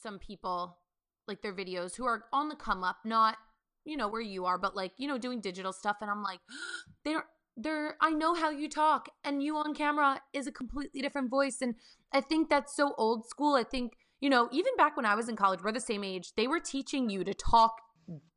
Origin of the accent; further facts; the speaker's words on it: the Main Line, suburbs outside Philadelphia, Pennsylvania, United States; my hometown of the main line, the suburbs outside Philly